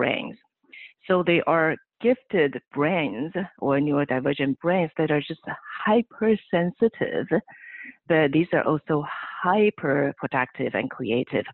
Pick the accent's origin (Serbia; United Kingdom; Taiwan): Taiwan; moved away as an adult; now in California, United States; I was born and raised on the island country of Taiwan.